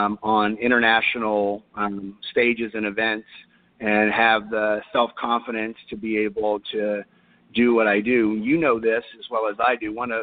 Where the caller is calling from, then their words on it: Cypress, Texas, United States; I'm calling from Cypress, Texas, which is about 30 minutes northwest of Houston.